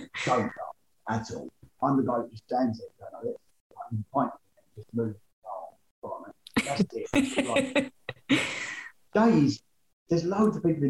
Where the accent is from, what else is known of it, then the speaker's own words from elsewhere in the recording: Essex, East of England, United Kingdom; I'm from Essex.